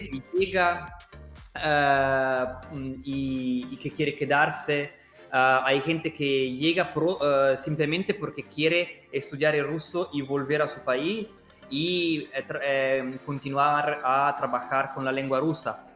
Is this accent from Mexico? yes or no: no; Italy; accent: Italian; Spanish is a second language; moved away as an adult; now in Russia; yo no soy de Rusia y se puede oír de mi acento que soy italiano y hace muchos años que vivo en Rusia